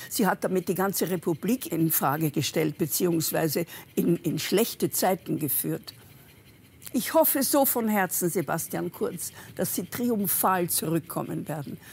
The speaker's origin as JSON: {"language": "German", "country": "Austria", "said": "unser kleines, geliebtes Österreich, mein Heimatland"}